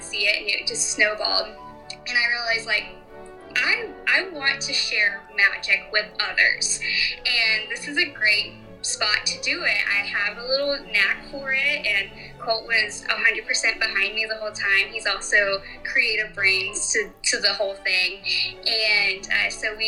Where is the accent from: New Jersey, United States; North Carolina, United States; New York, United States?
North Carolina, United States; I am from North Carolina